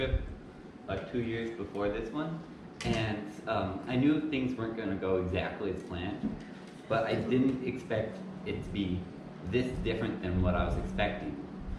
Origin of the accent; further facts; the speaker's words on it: Metlakatla, Alaska, United States; I'm from Mabakela, which is an island nearby.